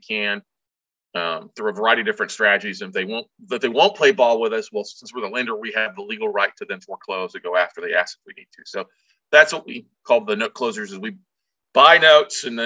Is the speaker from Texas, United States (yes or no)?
yes; Texas, United States; I'm from Texas